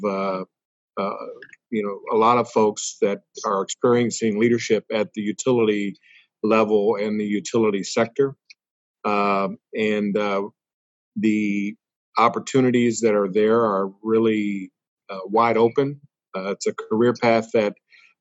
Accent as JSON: {"language": "English", "region": "Kentucky", "country": "United States", "tie": "born or raised there", "said": "I grew up in Kentucky and I grew up on a farm."}